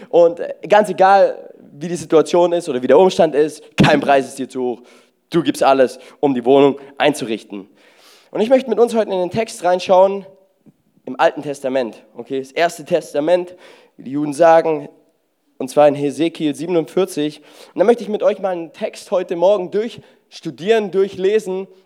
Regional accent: Baden-Württemberg, Germany; Ich denke mir so, ich bin Schwabe und außerdem, wenn die 30 Euro, die müssen sich ja auch lohnen.

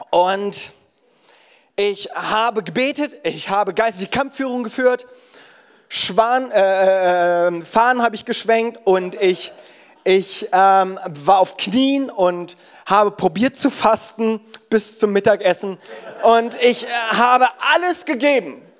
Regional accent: South Korea; German is a second language; ich bin ursprünglich Koreaner, vielleicht hast du dich das auch schon die ganze Zeit gefragt.

